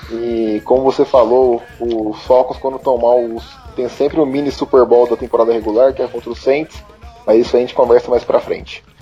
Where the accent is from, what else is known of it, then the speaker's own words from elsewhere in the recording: Campinas, São Paulo, Brazil; E eu sou de Campinas, sou Campinas, São Paulo